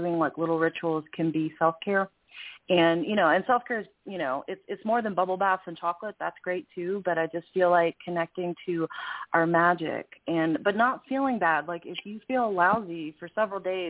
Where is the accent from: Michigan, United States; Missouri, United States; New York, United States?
New York, United States; New York City; I grew up in New York City